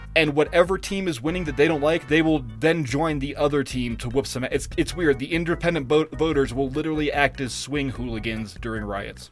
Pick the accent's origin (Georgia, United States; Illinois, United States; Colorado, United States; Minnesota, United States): Colorado, United States; I grew up in Colorado